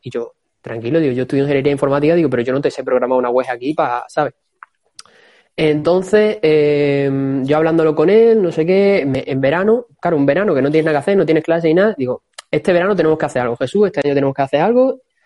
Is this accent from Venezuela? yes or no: no; Don Benito, Extremadura, Spain; moved away as an adult; now in Cáceres, Spain; soy de Don Benito, que actualmente estoy en Cáceres